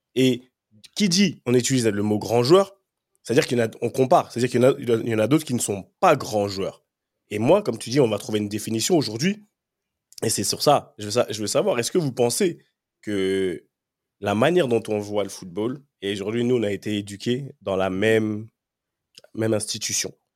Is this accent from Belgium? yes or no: no; France; moved away; also born or lived in England; j'ai grandi en France, je suis arrivé en Angleterre.